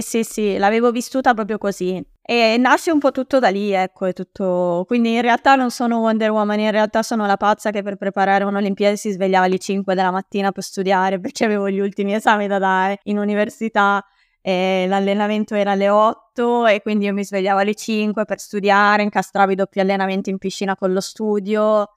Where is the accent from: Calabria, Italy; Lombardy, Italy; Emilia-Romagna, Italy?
Lombardy, Italy; Bergamo; accent: Bergamasque; also born or lived in Milan; io in realtà sono originaria di Milano e ci siamo trasferiti a Bergamo quando ero alle scuole elementari